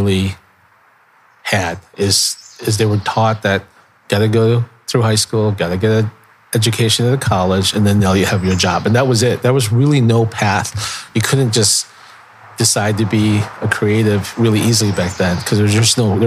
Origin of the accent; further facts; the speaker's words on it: Chicago, Illinois, United States; also born or lived in Philippines; I grew up in Chicago, but my parents, they immigrated here from the Philippines in 1972